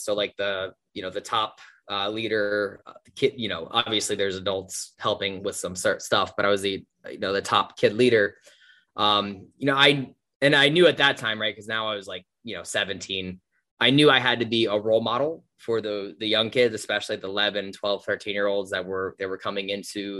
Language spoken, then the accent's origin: English; New Jersey, United States; I grew up in New Jersey, like just the suburbs of New Jersey